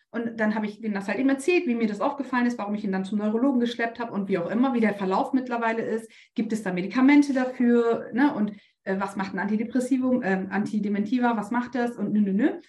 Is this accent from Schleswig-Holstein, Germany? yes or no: no; Bremen, Germany; weil ich komme aus Bremen.